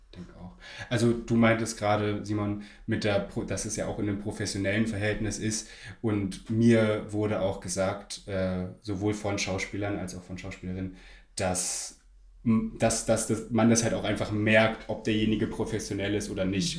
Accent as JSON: {"language": "German", "region": "Berlin", "country": "Germany", "moved": "as an adult", "lives_now": "Munich, Germany", "said": "ich komme ursprünglich aus Berlin"}